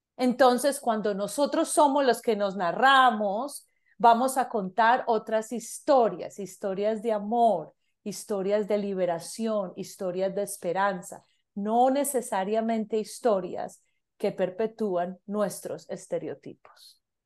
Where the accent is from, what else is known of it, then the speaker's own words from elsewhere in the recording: Colombia; moved away; que soy colombiana